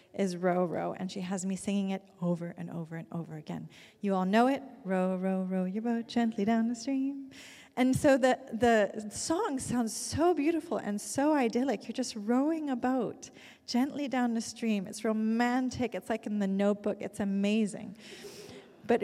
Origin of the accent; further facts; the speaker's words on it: Zurich, Switzerland; moved away; my hometown in Zurich